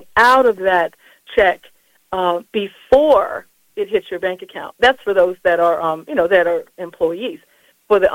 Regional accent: Colorado Springs, Colorado, United States; born and raised in Colorado Springs, Colorado

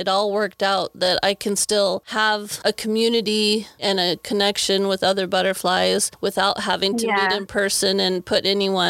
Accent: Wyoming, United States; I was born and raised in Wyoming, so I'm used to the small town life

